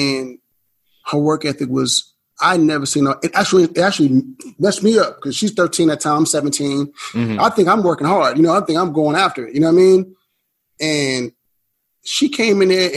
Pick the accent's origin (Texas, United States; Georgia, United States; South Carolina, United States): Texas, United States; Houston; moved away as an adult; also born or lived in Atlanta; I grew up in Houston